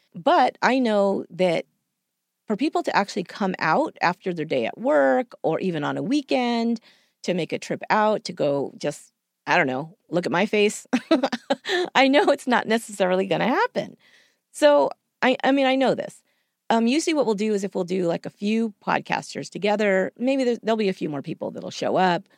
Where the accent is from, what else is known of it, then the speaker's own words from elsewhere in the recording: San Jose, California, United States; here in my hometown. I live in San Jose